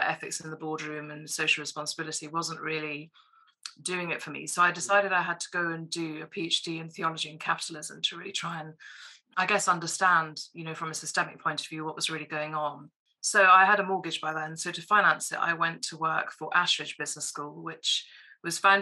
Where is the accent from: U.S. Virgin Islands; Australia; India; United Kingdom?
United Kingdom; St Andrews, Scotland; now in Edinburgh, United Kingdom; I was born and brought up in St Andrews on the East Coast